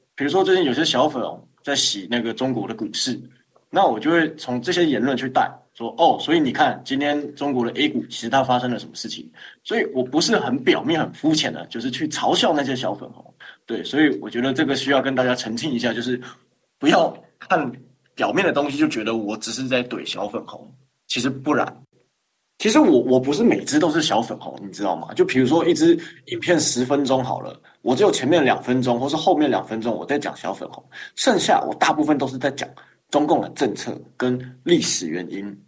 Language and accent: Chinese; Taiwan; 我们台湾人